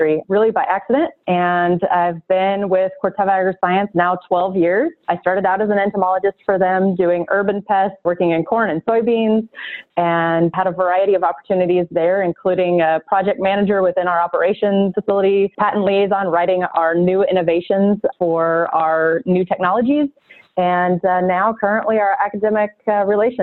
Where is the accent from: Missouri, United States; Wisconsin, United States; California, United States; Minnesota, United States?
California, United States; moved away as an adult; also born or lived in upstate New York; I'm originally from California.